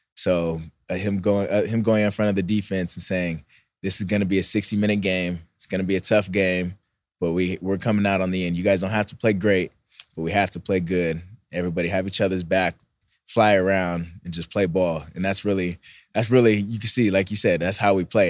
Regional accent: Bay Area, California, United States; also born or lived in Philippines; I went to school in the Bay Area. All my family's from the Bay Area, so it's kinda like a, I grew up there half the time

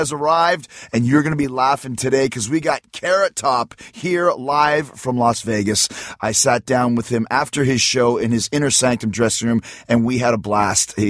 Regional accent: Canada; I'm Canadian

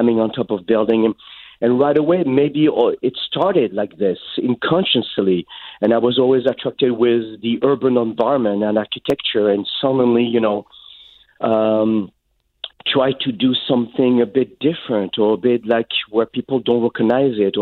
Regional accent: Paris, Île-de-France, France; English is a second language; moved away as an adult; also born or lived in Vermont, United States; now in Los Angeles, United States; I grew up in Paris, and I was a rebel

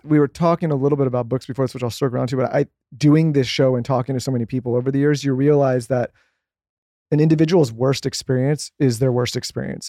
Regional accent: California, United States; moved away; we're from California

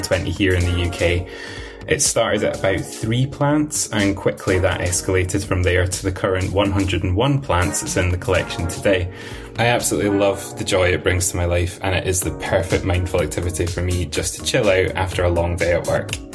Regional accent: Stirling, Scotland, United Kingdom; I'm from Stirling in Scotland

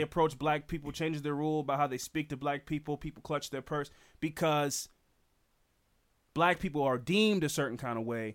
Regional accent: United States; in this country as an American

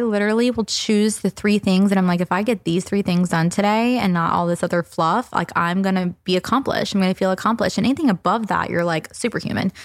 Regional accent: the South, United States; I'm from the South

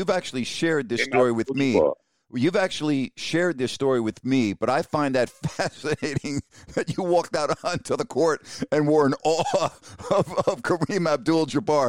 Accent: New York, United States; I grew up in New York, too.

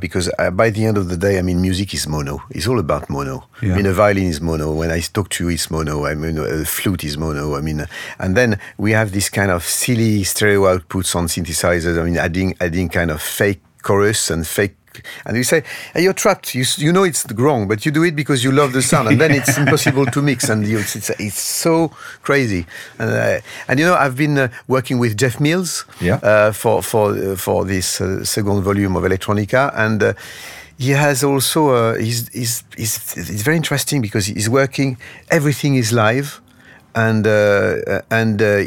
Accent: Lyon, Auvergne-Rhône-Alpes, France; English is a second language; now in Paris, France; my hometown. I mean, I'm born in Lyon

